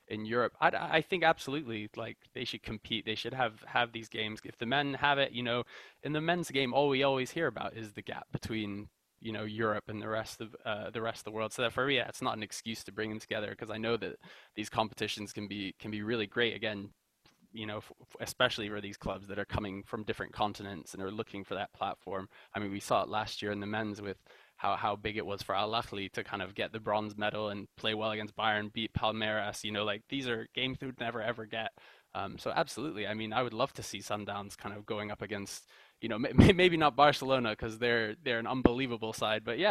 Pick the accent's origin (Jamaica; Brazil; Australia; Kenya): Kenya; as a Kenyan